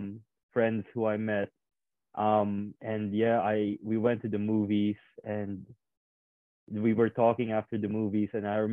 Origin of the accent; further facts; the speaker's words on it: Indonesia; also born or lived in Philippines; now in Canberra, Australia; I grew up in Asia. I grew up in Indonesia and the Philippines. It's totally different cultures. I moved here to a city called Canberra.